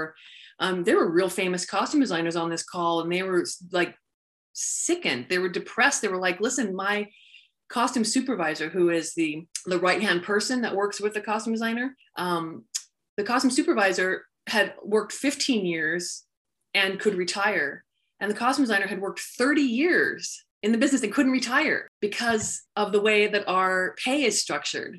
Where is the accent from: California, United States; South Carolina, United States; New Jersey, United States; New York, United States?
California, United States; San Diego; I grew up in San Diego